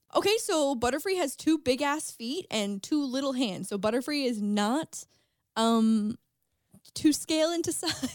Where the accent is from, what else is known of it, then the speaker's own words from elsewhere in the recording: St. Catharines, Ontario, Canada; moved away; Saint Catharines, my hometown